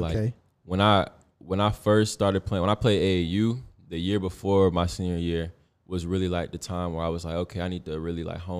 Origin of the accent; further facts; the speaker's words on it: Ohio, United States; also born or lived in Germany; We moved, like, when I moved from Ohio, I've been to Cleveland. I lived in Germany, actually.